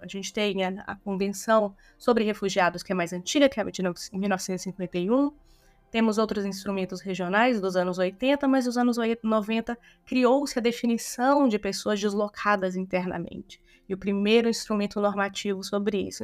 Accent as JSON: {"language": "Portuguese", "town": "Brasília", "region": "Federal District", "country": "Brazil", "tie": "born or raised there", "moved": "yes", "lives_now": "São Paulo, Brazil", "said": "Eu sou de Brasília, eu sou da primeira geração de pessoas nascidas em Brasília, né? Então, candanga com muito orgulho."}